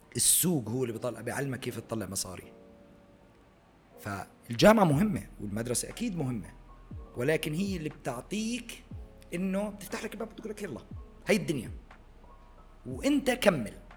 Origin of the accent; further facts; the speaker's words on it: Jordan; moved away as an adult; also born or lived in Abu Dhabi; عندنا بالاردن